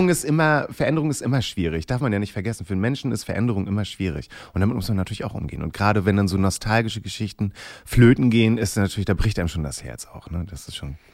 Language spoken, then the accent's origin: German; Rostock, Wismar, Mecklenburg-Vorpommern, Germany; moved away as an adult; now in Hamburg, Germany; Ich komme da halt aus Rostock, Wismar, dort oben die Ecke